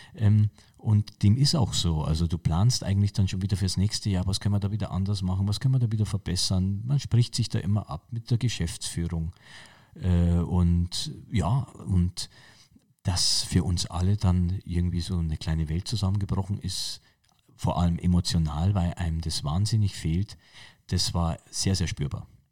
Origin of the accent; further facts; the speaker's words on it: Munich, Bavaria, Germany; ich bin gebürtiger Münchner, ich bin in München-Pasing geboren und äh, ich bin natürlich also ein Münchner Kindl irgendwie und gehöre zu München